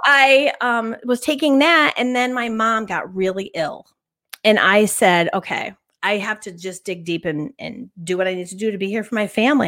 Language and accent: English; Northville, New York, United States; I was born and raised in Northville, New York, on the Sacondaga Lake